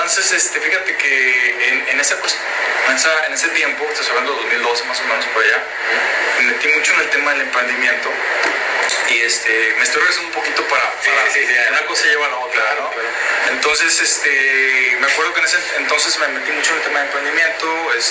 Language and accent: Spanish; Culiacán, Sinaloa, Mexico; now in Japan; Con orgullo soy el primer mexicano en, trabajar en una planta de saque. El primer culiche